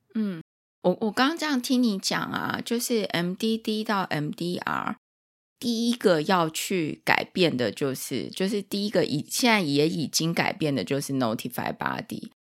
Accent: Taiwan; 我们台湾跟美国的方式会比较相近

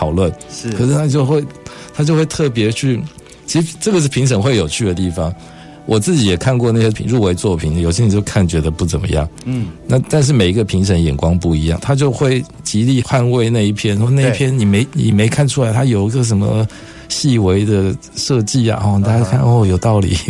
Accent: Taiwan; 我就是台湾人

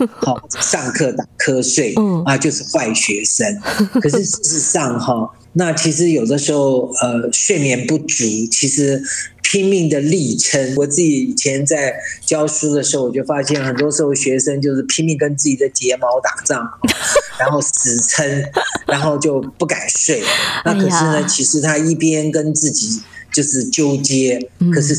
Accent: China; 对啊，很多时候我们中国人嘛，哈，就比较律己慎言

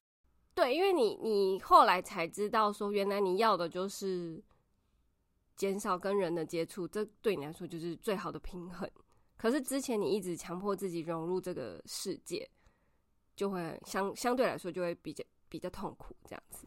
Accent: Taiwan; 我们台湾人的文化

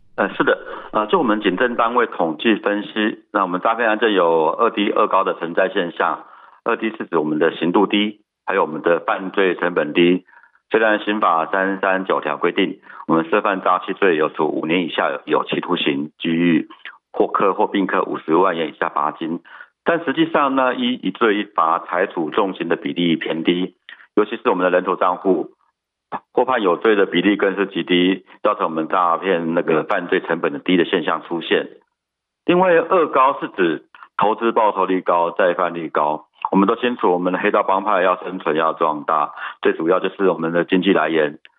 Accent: Taiwan; 我们台湾人

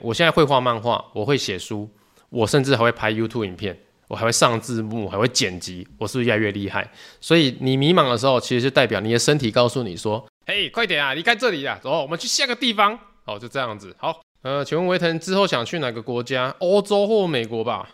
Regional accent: Tainan, Taiwan; 我是台南人

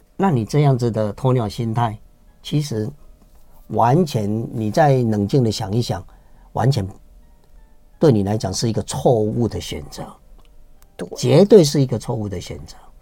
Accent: Taiwan; 我们台湾人就有一个习俗，习惯，有的人就吃偏方中草药

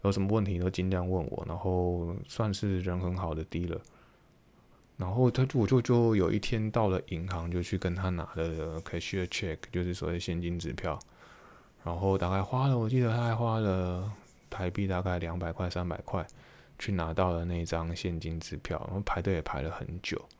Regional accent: Taiwan; 对于我们从台湾来的，就会觉得非常的不可思议

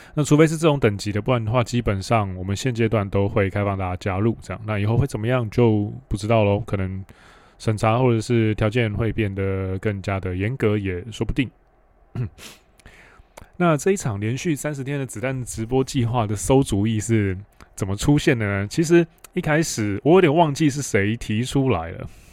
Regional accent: Hualien, Hualien County, Taiwan; 我是在花莲长大

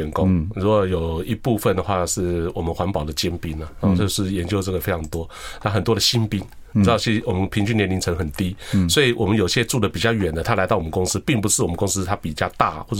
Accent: Taiwan; 我们台湾的，那我是台湾的一份子嘛，对不对？

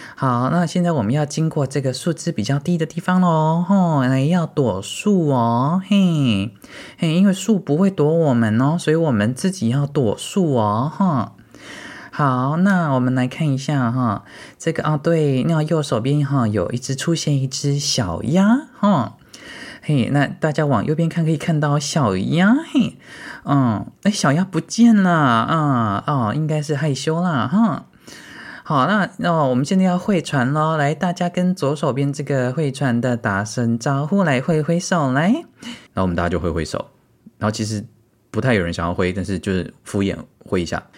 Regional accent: Tainan, Taiwan; 身为台南人，我竟然还没有去过四草

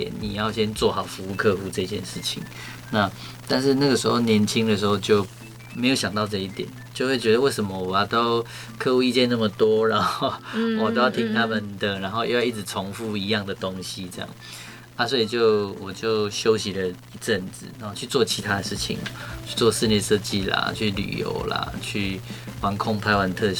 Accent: Taiwan; 我来自台湾

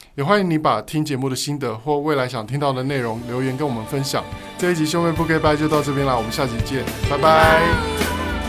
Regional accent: Donggang, Pingtung County, Taiwan; 从我们长大的地方，比如说你从，嗯，从东港好了，渔村

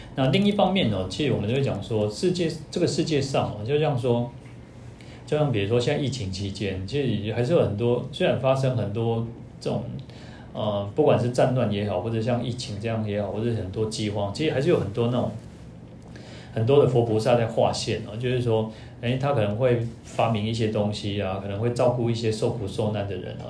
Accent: Taiwan; 我们台湾人英文，一般英文比较差一点嘛

